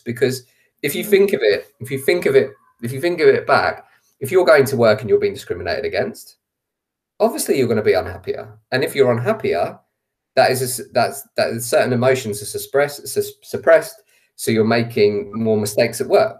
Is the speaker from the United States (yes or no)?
no; England, United Kingdom; all of my grandparents are Irish, but I was born in England. So I identify as both. I see myself as English